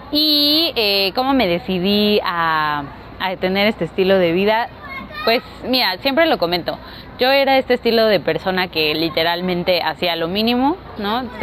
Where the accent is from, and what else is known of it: Mexico City, Mexico